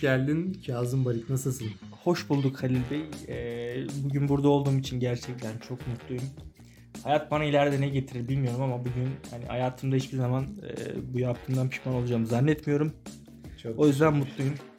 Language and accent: Turkish; Ankara, Turkey; Sincan'da büyüdüm ben.